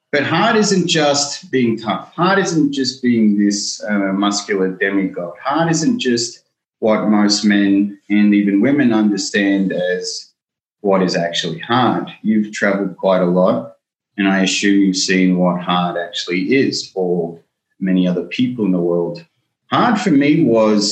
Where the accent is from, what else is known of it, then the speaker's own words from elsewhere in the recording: Melbourne, Victoria, Australia; I grew up in Melbourne